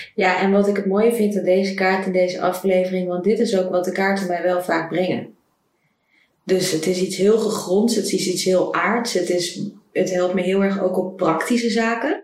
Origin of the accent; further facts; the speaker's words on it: Netherlands; moved away as an adult; also born or lived in Ecuador; ik terug zou gaan naar Nederland